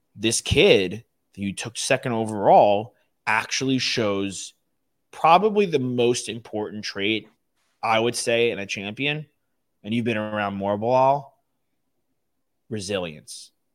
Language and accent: English; Long Island, New York, United States; where I grew up in Long Island